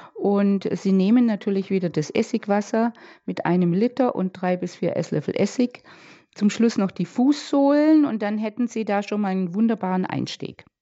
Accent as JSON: {"language": "German", "town": "Bad Wörishofen", "region": "Bavaria", "country": "Germany", "said": "bei uns in Bad Würreshofen"}